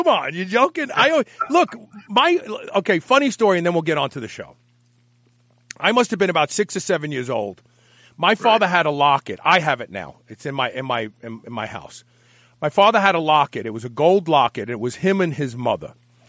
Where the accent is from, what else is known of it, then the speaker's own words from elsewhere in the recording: New York City, New York, United States; growing up in Brooklyn